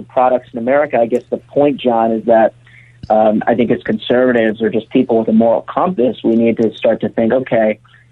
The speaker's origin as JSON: {"language": "English", "area": "outside Philadelphia", "region": "Pennsylvania", "country": "United States", "also_born_or_lived": "Pittsburgh", "said": "I'm from outside Philadelphia."}